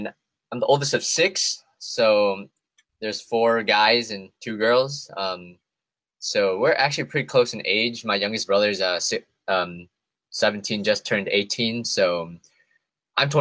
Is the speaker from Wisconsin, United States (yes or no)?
yes; Madison, Wisconsin, United States; also born or lived in Thailand / Berlin, Wisconsin; I was born in Thailand. So we came to Wisconsin when I was just two. So I was pretty young.